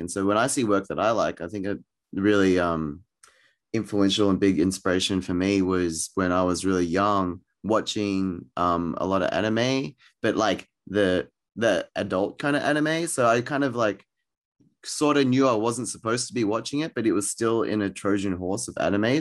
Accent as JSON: {"language": "English", "country": "Australia", "said": "I'm Australian, um, but I'm Thai Chinese"}